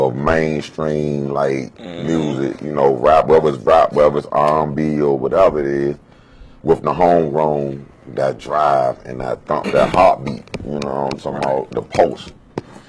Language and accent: English; South Carolina, United States; now in Washington, D.C., United States; I'm from South Carolina